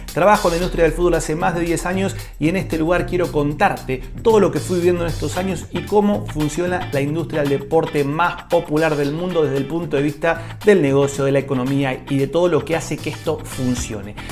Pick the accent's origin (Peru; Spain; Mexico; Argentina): Argentina; como argentino